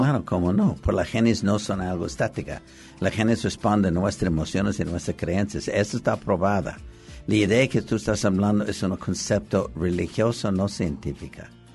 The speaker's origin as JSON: {"language": "Spanish", "town": "Los Angeles", "region": "California", "country": "United States", "tie": "born or raised there", "said": "Yo nací en Los Ángeles, California"}